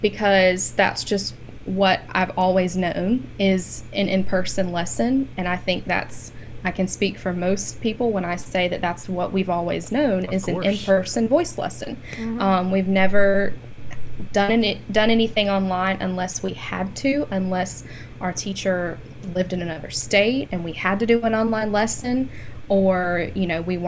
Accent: Madison, Mississippi, United States; I'm from Madison, Mississippi, and I came to MC in 2015 for my undergrad.

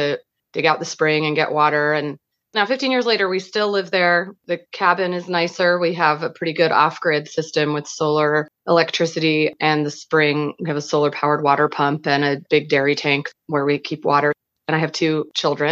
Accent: Portland, Oregon, United States; now in Athens County, United States; I grew up in Northeast Portland

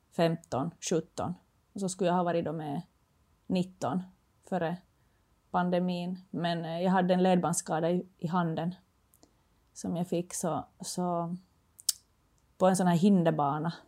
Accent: Finland; moved away as an adult; now in Sweden; jag kommer från Finland

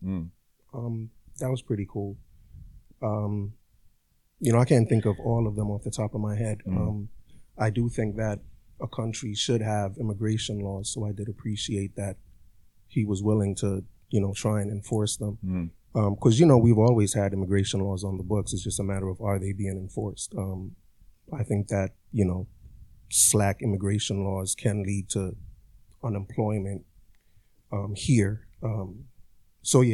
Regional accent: Jamaica; now in United States; My background is Jamaica. I grew up in Jamaica.

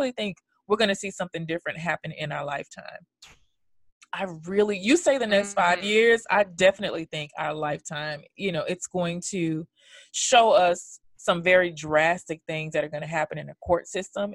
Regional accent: New York, United States; those of us New Yorkers

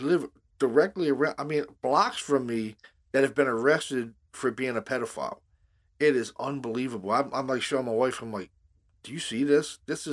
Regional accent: Baltimore, Maryland, United States; we grew up in Baltimore and you grew up I grew up in Hamden

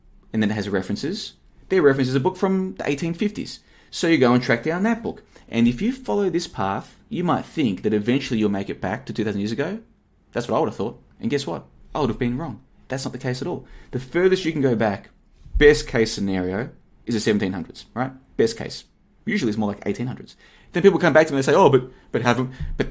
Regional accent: Australia; accent: Australian; now in Plovdiv, Bulgaria; I grew up in Australia. I've got an Australian passport. I've got a pretty much an Australian accent

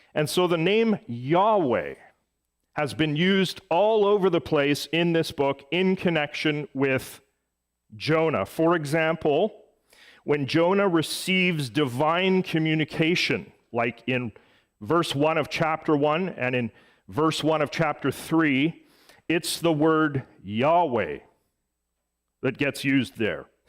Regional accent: Edmonton, Alberta, Canada; moved away; my hometown of Edmonton

